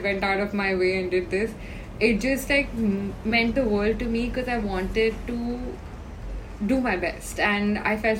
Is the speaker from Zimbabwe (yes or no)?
no; Dehradun, Uttarakhand, India; moved away; I come from Dehradun. We don't know what the internet was till I was in 11th grade